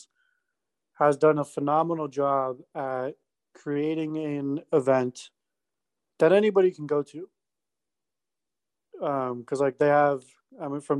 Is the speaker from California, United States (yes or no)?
yes; Orange County, California, United States; I grew up in Orange County, California